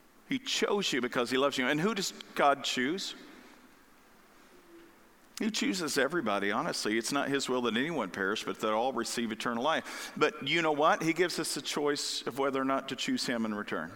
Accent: the Bible Belt, the South, United States; I grew up in the Bible Belt down south.

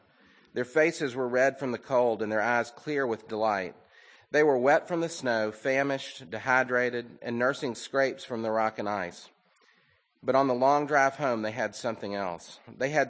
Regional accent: the South, United States; growing up in the South

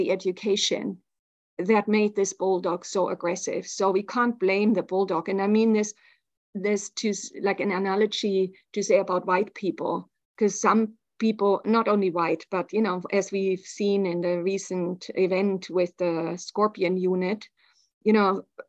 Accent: Germany; I grew up in Germany in the 70s and 80s

